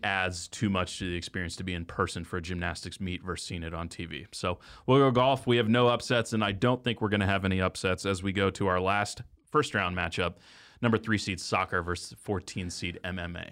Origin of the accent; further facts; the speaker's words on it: Texas, United States; I did grow up in Texas